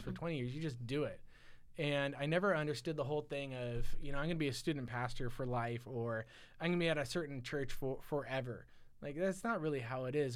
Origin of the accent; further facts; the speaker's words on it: Silicon Valley, California, United States; I grew up in the Silicon Valley